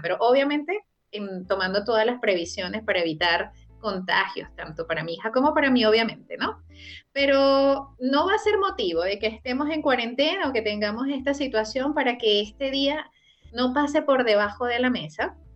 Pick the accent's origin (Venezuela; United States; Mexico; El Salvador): Venezuela; now in Chile; celebramos los venezolanos